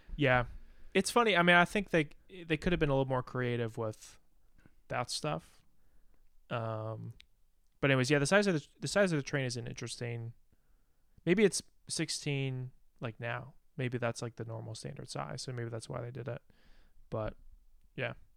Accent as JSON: {"language": "English", "country": "United States", "said": "as an American"}